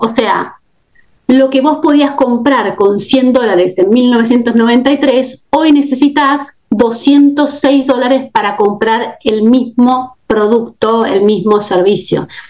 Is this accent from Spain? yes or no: no; Argentina; moved away as an adult; now in United States; tengo mucha experiencia con la inflación porque estoy argentina